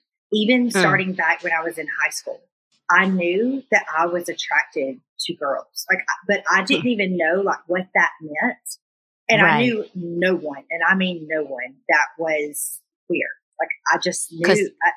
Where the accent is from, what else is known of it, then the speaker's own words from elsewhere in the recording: Alabama, United States; I grew up in Alabama.